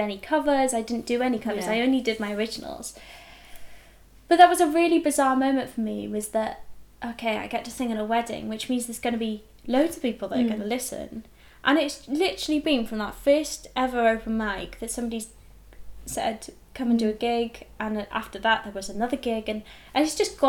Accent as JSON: {"language": "English", "region": "Wales", "country": "United Kingdom", "said": "I come from Wales"}